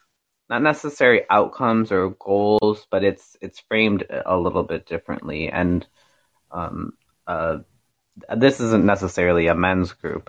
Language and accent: English; United States; at least I'm an American